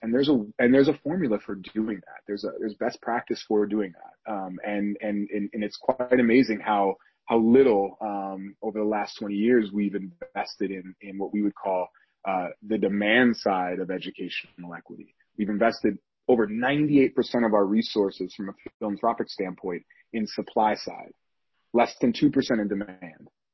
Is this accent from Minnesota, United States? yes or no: yes; St. Paul, Minnesota, United States; shout out to Minnesota. I'm from St. Paul